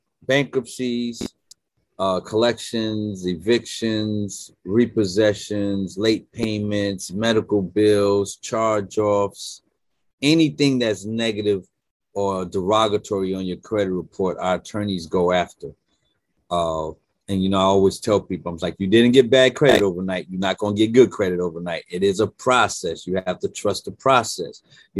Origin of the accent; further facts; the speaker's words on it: Brooklyn, New York, United States; now in Delaware, United States; I'm born and raised in Brooklyn, New York. Actually live in Delaware now.